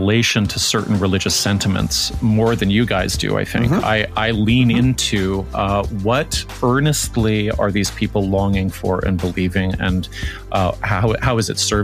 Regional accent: Toronto, Ontario, Canada; I'm from Toronto

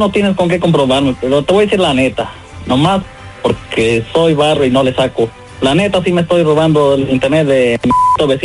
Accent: Hidalgo, Mexico; ya sabes cómo somos los guachacolitos de Hidalgo.

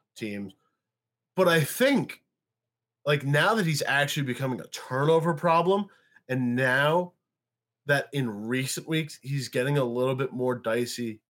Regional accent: New York, United States; I am a New Yorker

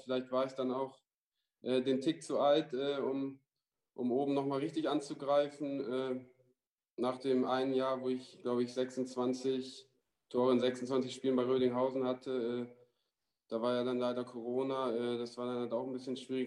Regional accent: Vechta, Lower Saxony, Germany; also born or lived in Ruhr area; now in Essen, Germany; meine Frau kommt auch, äh, da wo ich herkomme, aus Fechter, da zwischen Bremen und Osnabrück

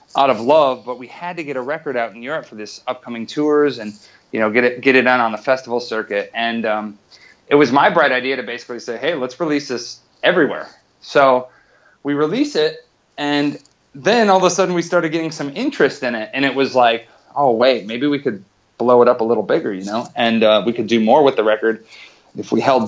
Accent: Wisconsin, United States; now in Los Angeles, United States; I grew up in Wisconsin

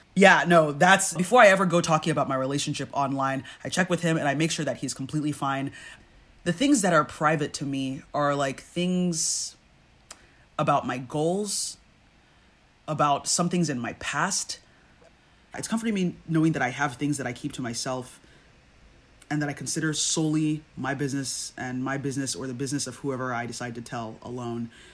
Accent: Nigeria; we're Nigerian

